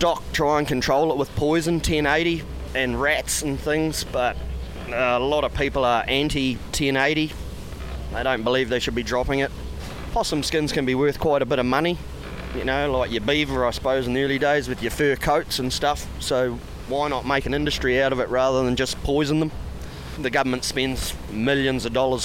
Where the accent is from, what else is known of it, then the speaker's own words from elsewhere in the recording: Jackson Bay, West Coast, New Zealand; also born or lived in Greymouth; Grew up in Jackson Bay, just a very, very small place